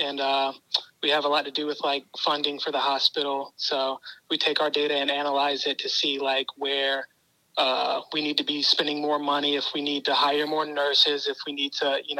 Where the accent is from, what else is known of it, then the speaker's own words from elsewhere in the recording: Portsmouth, Virginia, United States; I'm from Portsmouth, Virginia.